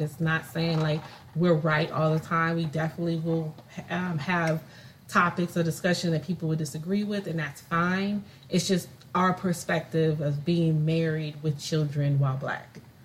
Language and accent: English; California, United States; moved away as an adult; also born or lived in Illinois; I was uh, born and raised in California, moved to Illinois